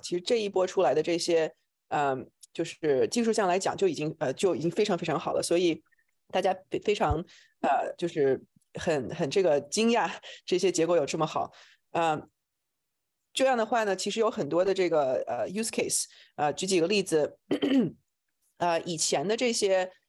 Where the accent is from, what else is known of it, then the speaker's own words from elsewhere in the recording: China; moved away as an adult; also born or lived in New York / Shanghai / Silicon Valley; now in United States; 我是在中国出生，然后来美国读博士，呃，我是读的这个脑科学